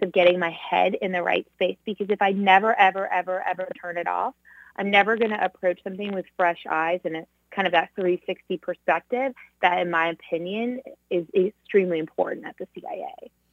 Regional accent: Southern California, United States; growing up in Southern California

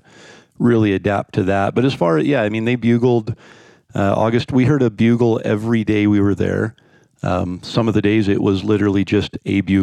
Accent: North Idaho, United States; I grew up in North Idaho

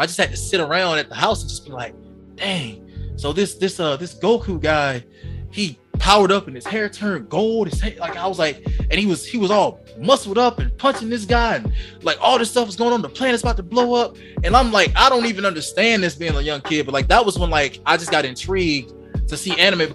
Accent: Georgia, United States; I'm from Georgia. I don't know where you guys all are from around the world, but I lived in the countryside of Georgia

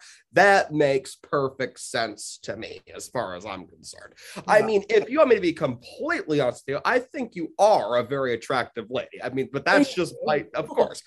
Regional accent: United States; I'm very American

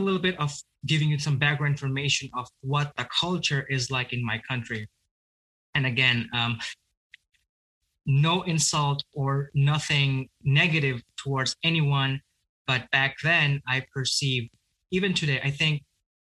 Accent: Bangladesh; now in United States; I grew up in a country named Bangladesh

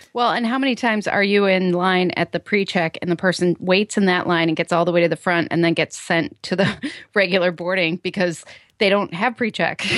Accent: Chicago, Illinois, United States; my hometown, Chicago O'Hare

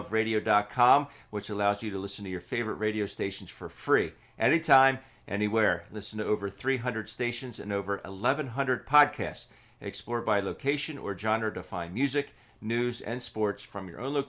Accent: Philadelphia, Pennsylvania, United States; this is the team I grew up rooting for, and enjoy nothing more than getting to cheer for my hometown team

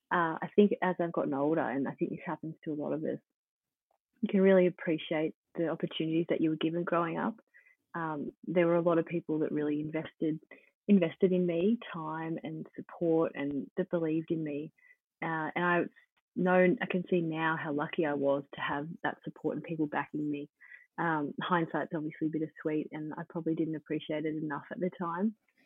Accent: Dunedoo, New South Wales, Australia; I think where I grew up in Dunedoo and the type of childhood I had has played one of the biggest influences on me in my life

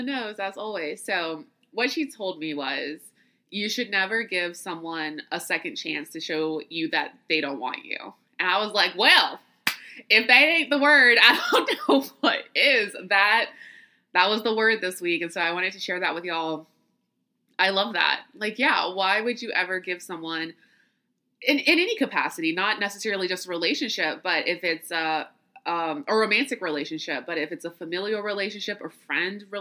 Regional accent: the South, United States; also born or lived in New York; this little southern city I'm from

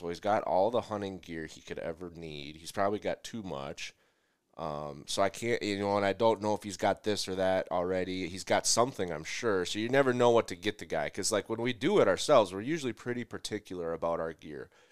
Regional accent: Midwest, United States; I'm from the Midwest, and so ice fishing is a huge cultural thing

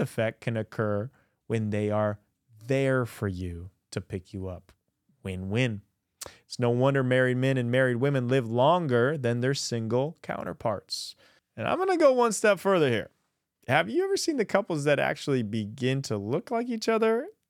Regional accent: Midwest, United States; growing up in the Midwest

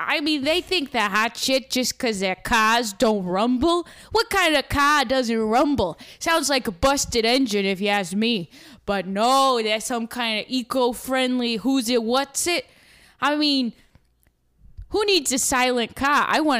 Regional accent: Brockton, Massachusetts, United States; accent: Boston; Yeah, so I'm from Brockton, which is just outside of Boston. It's a little rough around the edges, some people say. But I'm born and raised there.

